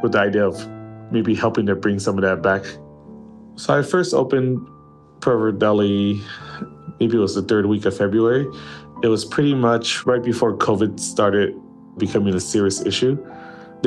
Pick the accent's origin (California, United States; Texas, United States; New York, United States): California, United States; Los Angeles; also born or lived in Pearl River Delta, China; I was born in China, but my family immigrated with me when I was only 1 year old. So I have mostly been raised in the United States, and pretty much most of my time has been here in Los Angeles